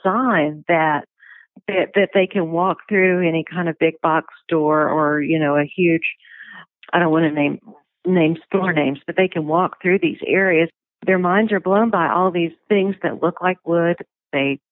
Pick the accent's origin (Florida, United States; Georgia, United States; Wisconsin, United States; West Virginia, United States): Georgia, United States; Dalton; I grew up in Dalton, Georgia